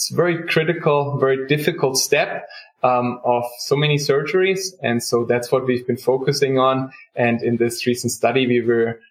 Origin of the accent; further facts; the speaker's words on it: Germany; moved away as an adult; also born or lived in South Carolina; now in United States; I grew up in Germany